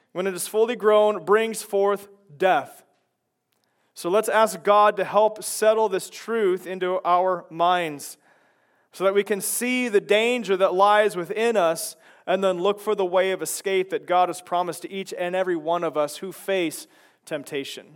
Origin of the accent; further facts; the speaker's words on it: Chicago, Illinois, United States; now in Lynden; I come from Chicago